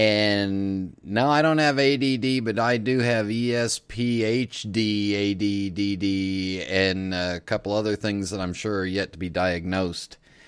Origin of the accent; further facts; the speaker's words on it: West Coast, United States; moved away as an adult; also born or lived in Los Angeles; now in Charlotte, United States; I grew up on the West Coast.